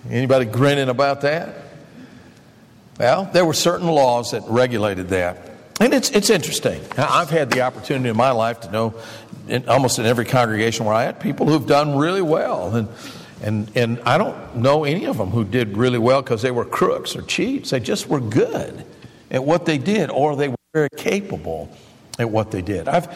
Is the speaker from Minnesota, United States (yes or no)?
no; Michigan, United States; I grew up in Michigan